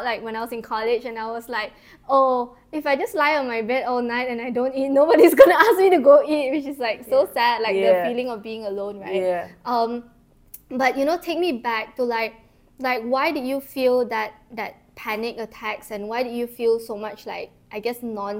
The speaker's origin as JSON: {"language": "English", "region": "Sarawak", "country": "Malaysia", "moved": "as an adult", "lives_now": "Kuala Lumpur, Malaysia", "said": "I'm from Sarawak, so I didn't grow up in KL, and when I came here for college and university"}